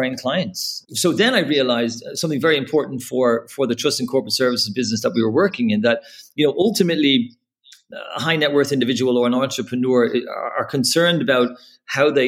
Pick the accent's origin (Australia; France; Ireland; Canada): Ireland; Dublin, Leinster; accent: Irish; moved away as an adult; now in Dubai, United Arab Emirates; So I'm Irish, as the twang in my voice might tell you. Born and raised in Dublin.